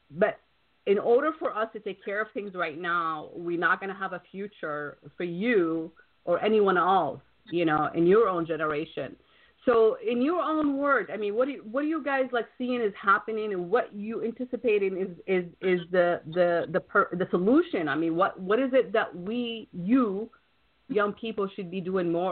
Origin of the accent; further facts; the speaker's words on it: Wisconsin, United States; Wisconsin is actually my uh, my hometown originally.